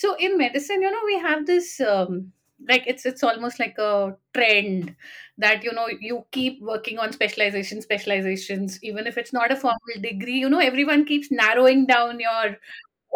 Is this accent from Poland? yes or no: no; Delhi, India; moved away as an adult; now in Gurgaon, India; I am from Delhi